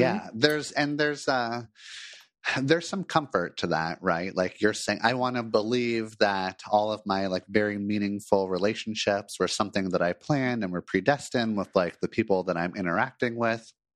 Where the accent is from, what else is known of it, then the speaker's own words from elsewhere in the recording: Los Angeles, California, United States; moved away as an adult; now in Portland, United States; moved from Los Angeles, where I grew up, to Portland